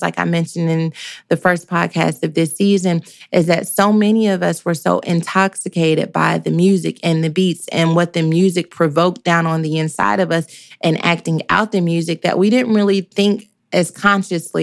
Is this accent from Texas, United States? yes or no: yes; Dallas, Texas, United States; I'm from Dallas